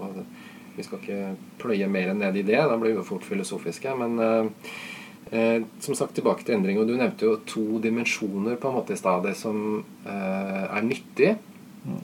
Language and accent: Norwegian; Norway